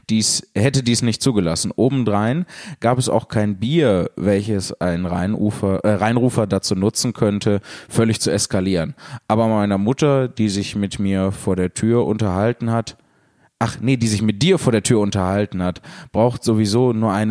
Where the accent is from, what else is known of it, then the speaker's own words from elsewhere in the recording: Mannheim, Baden-Württemberg, Germany; ich war schon bei einer sehr kleinen Veranstaltung von Jan Philipp, die in meiner Heimat Mannheim stattfand.